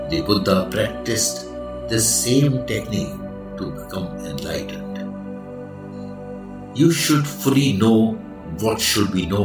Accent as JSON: {"language": "English", "country": "India", "said": "I am the Indian monk."}